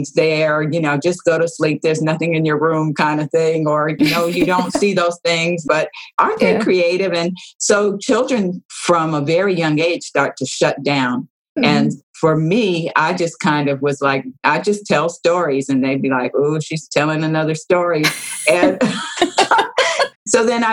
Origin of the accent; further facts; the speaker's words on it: Los Angeles, California, United States; I grew up in Los Angeles in California